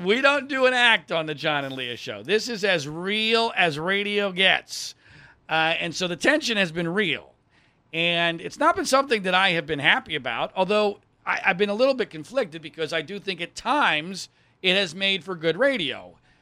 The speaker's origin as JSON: {"language": "English", "region": "Pennsylvania", "country": "United States", "tie": "born or raised there", "also_born_or_lived": "Ohio / North Carolina / Florida / Virginia", "moved": "yes", "said": "I grew up in Pennsylvania, I've lived in Ohio, I've lived in North Carolina, I've lived in Florida, I've lived in Virginia"}